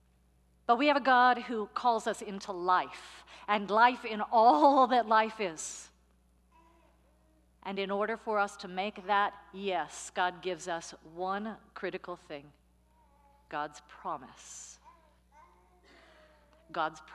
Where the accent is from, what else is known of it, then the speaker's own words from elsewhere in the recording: San Francisco, California, United States; moved away; also born or lived in New York; I'm from San Francisco. I lived 10 years in New York.